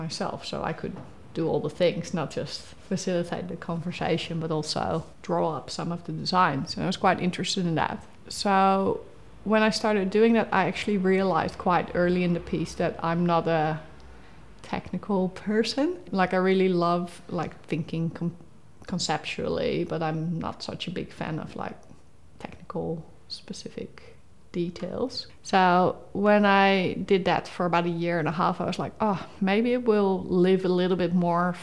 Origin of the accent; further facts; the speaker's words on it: Rotterdam, South Holland, Netherlands; moved away as an adult; now in Tasmania, Australia; I grew up in Rotterdam